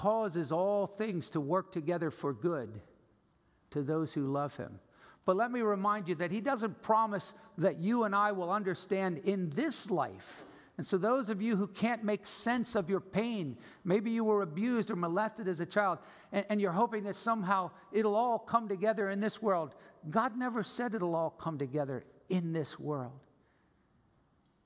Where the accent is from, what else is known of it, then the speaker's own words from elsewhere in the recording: New Jersey, United States; I'm from New Jersey.